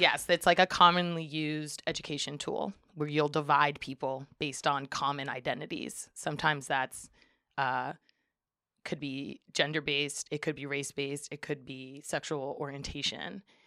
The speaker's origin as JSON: {"language": "English", "town": "Springfield", "region": "Massachusetts", "country": "United States", "tie": "born or raised there", "also_born_or_lived": "Amherst, Massachusetts", "moved": "as an adult", "lives_now": "Humboldt County, United States", "said": "was born and raised in Springfield, Massachusetts"}